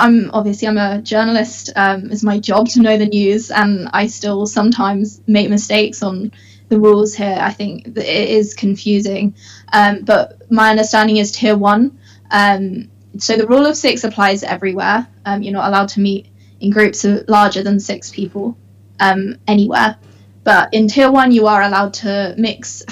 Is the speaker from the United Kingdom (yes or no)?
yes; Bristol, South West England, United Kingdom; moved away as an adult; now in Manchester, United Kingdom; I'm from Bristol, where my parents are